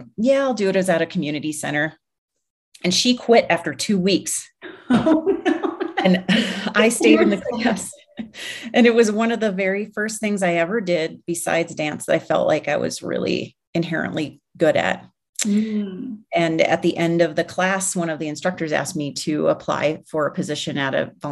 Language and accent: English; Minneapolis, Minnesota, United States; moved away; I grew up in Minneapolis. So that's like, you know, it's my hometown.